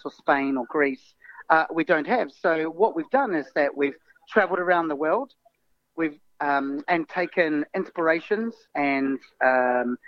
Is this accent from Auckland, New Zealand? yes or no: no; Wellington, New Zealand; moved away as an adult; now in London, United Kingdom; I was brought up in New Zealand, but my mother is English.